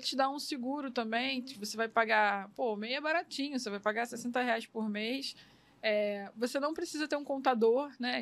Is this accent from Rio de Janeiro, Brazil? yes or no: yes; Miguel Pereira, Rio de Janeiro, Brazil; lá na minha terra, lá em Miguel Pereira, que é o interior aqui do Rio